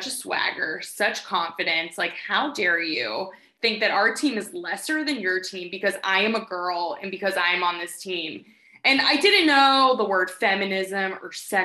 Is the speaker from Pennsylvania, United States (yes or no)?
yes; Pittsburgh, Pennsylvania, United States; I grew up in a family with 2 parents who love sports. We're from Pittsburgh